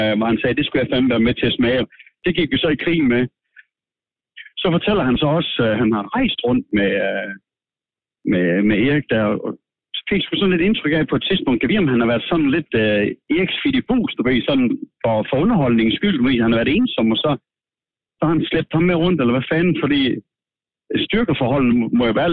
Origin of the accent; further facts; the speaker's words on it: Denmark; Jeg kommer fra Danmark